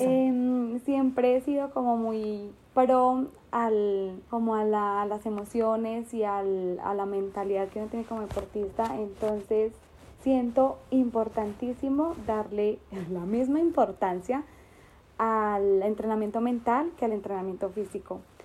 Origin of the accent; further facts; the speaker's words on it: Bogotá, Colombia; soy de Bogotá, Colombia